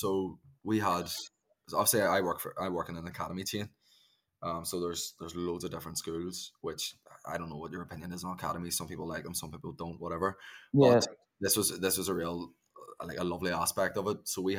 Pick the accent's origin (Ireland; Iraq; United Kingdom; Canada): Ireland; I just need to say to the listeners, we're both Irish and there's a fair bit of slang that's going to come out of the pair of us.